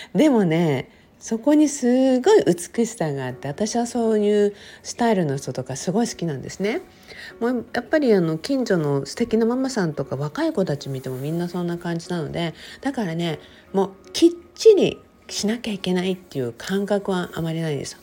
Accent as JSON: {"language": "Japanese", "region": "Okinawa", "country": "Japan", "tie": "born or raised there", "said": "私、沖縄生まれ沖縄育ちって書いてるじゃない"}